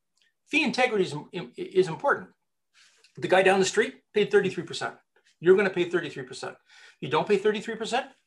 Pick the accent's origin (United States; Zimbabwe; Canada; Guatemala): Canada; I'm Canadian